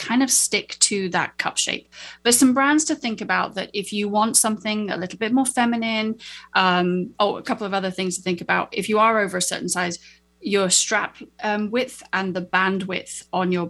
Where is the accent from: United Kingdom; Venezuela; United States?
United Kingdom; I'm a Brit